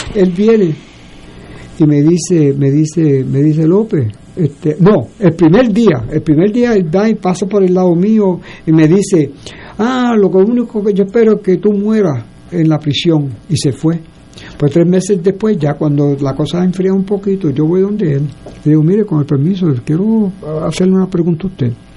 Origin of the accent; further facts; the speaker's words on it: Puerto Rico; Nosotros somos puertorriqueños